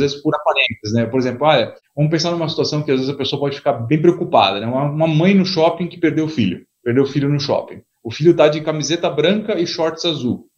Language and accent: Portuguese; São Paulo, Brazil; eu sou nascido aqui em São Paulo, nascido e criado aqui em São Paulo